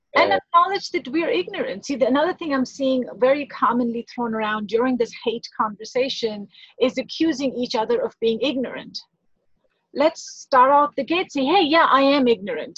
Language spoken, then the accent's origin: English; India; now in United States; I grew up in India.